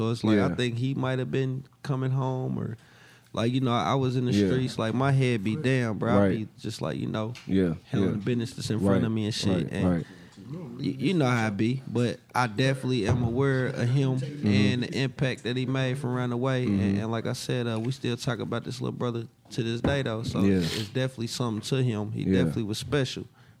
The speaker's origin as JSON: {"language": "English", "region": "DMV", "country": "United States", "said": "I'm …. I'm 34 from Muller Road original."}